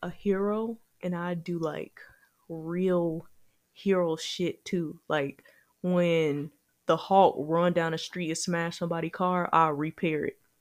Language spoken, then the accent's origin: English; Gary, Indiana, United States; now in Indianapolis, United States; Gary's my hometown